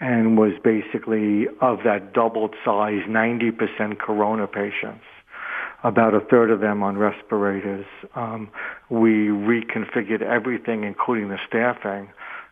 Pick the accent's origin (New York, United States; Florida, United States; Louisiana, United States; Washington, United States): New York, United States; outside of New York City, United States; moved away as an adult; now in Detroit, United States; I grew up outside of New York City in kind of a working class neighborhood